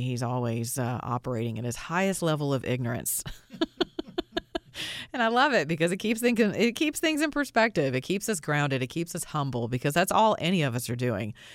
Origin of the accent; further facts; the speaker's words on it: Georgia, United States; a law school in the state of Georgia, which happens to be my state. I'm from Georgia